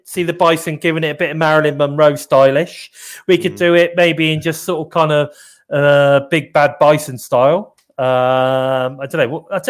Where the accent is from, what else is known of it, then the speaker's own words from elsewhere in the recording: United Kingdom; accent: very British; I'm extremely British. That's true. So my accent is very British.